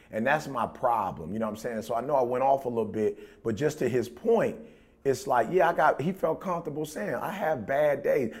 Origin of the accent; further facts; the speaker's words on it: Detroit, Michigan, United States; we grew up in Detroit.